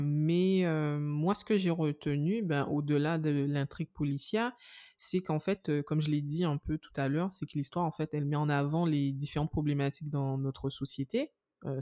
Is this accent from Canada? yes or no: no; Guadeloupe; en tant que Guadeloupéenne